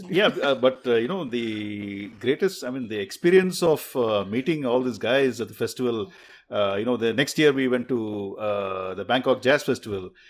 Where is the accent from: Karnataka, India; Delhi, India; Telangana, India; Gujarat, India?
Karnataka, India; Bangalore; also born or lived in Mysore; up in Bengaluru. Although I was born in Mysore, uh, it's, uh, another city close to Bangalore.